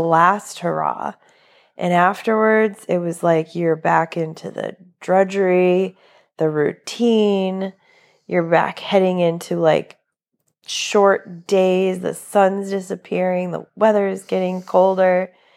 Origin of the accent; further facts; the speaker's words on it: New England, United States; now in Florida, United States; I'm originally from New England, not from Florida